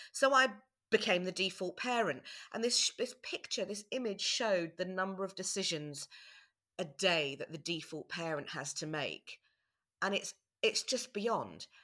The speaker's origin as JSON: {"language": "English", "country": "South Africa", "tie": "born or raised there", "moved": "yes", "said": "I was born in South Africa"}